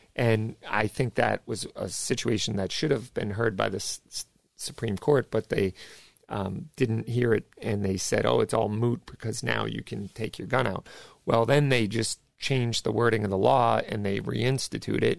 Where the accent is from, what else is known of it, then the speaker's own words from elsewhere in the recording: Massachusetts, United States; I'm from Massachusetts